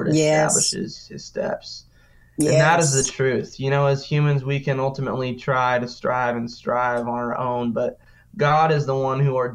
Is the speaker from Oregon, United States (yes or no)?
no; Sioux Falls, South Dakota, United States; now in Nashville, United States; I was from Sioux Falls, South Dakota